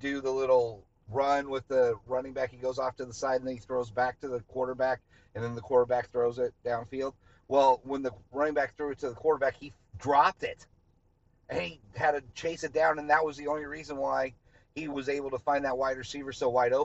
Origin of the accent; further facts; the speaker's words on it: Colorado, United States; I'm from Colorado. And I grew up watching the Golden Buffaloes my whole life